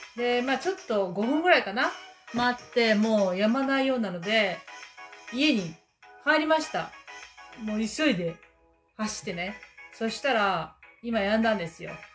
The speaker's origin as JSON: {"language": "Japanese", "country": "Japan", "tie": "born or raised there", "also_born_or_lived": "Auckland, New Zealand", "moved": "as an adult", "lives_now": "New Zealand", "said": "私はもう日本で生まれてこう日本人の両親に育てられた"}